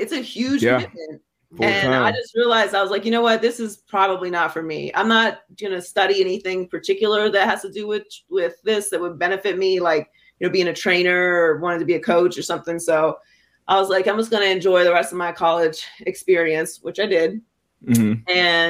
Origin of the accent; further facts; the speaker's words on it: Pittsburgh, Pennsylvania, United States; moved away as an adult; also born or lived in Miami; Well, I grew up in Pittsburgh. So I was born and raised in Pittsburgh.